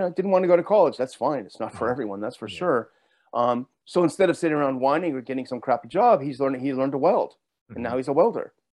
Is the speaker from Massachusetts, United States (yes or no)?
no; Southern California, United States; I grew up in Southern California